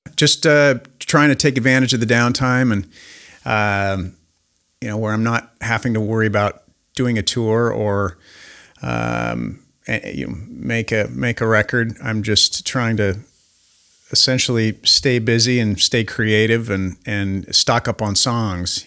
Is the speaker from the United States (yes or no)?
yes; Spokane, Washington, United States; I'm this dork from Spokane, Washington